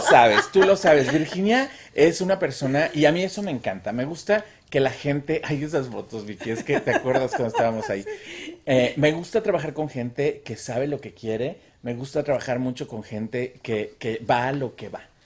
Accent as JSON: {"language": "Spanish", "region": "Mexico City", "country": "Mexico", "tie": "born or raised there", "also_born_or_lived": "Cuernavaca, Morelos", "moved": "yes", "lives_now": "United States", "said": "yo nací en Cuernavaca, pero toda la vida viví en la Ciudad de México"}